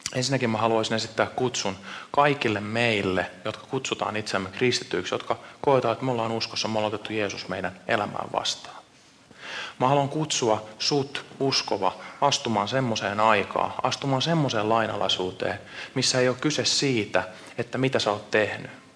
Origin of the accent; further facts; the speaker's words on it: Seinäjoki, South Ostrobothnia, Finland; now in Vantaa, Finland; Mä oon Seinäjoelta kotoisin, mutta ollaan nyt puolitoista vuotta käyty täällä Suhessa